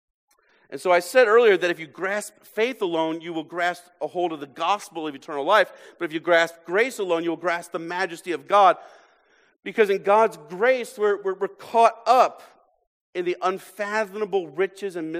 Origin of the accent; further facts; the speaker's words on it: United States; American Christians